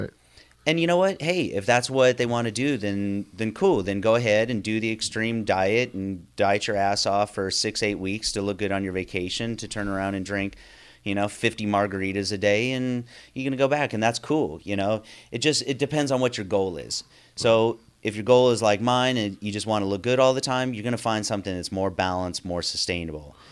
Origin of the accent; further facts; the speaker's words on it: Northern California, United States; growing up in Northern California